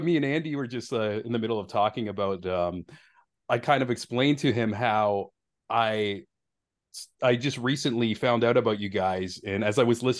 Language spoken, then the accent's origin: English; Canada; as a Canadian